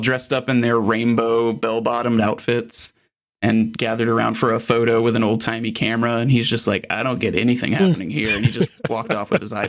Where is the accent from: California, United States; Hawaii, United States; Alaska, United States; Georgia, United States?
Georgia, United States; Atlanta; I grew up in Atlanta